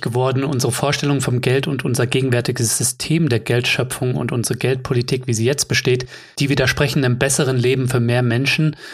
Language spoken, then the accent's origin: German; Germany; Bei uns in Deutschland